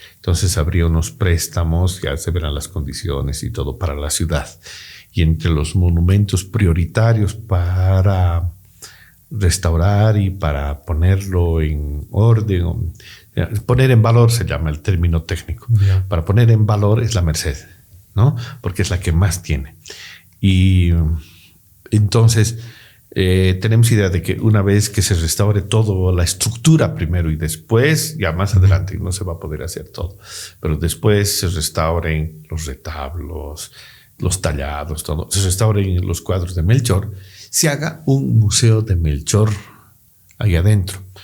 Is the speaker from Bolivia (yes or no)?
yes; Bolivia